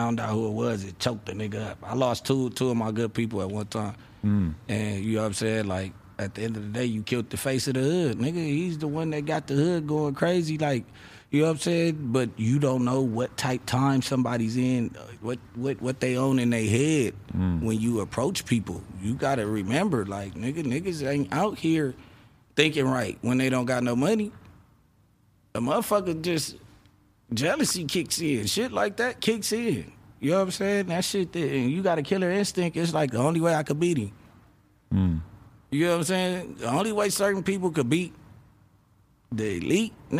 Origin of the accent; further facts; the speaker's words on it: Los Angeles, California, United States; I'm from Rolling 60